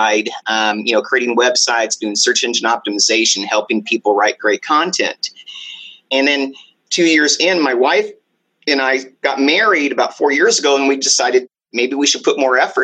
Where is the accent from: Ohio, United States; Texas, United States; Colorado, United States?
Texas, United States; Dallas; moved away as an adult; also born or lived in Arizona / San Diego, California; I grew up in Texas